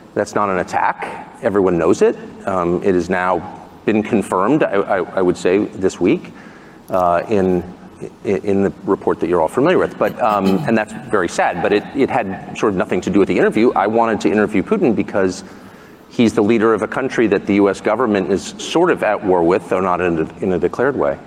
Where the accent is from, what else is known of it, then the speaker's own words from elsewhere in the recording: United States; the America that I grew up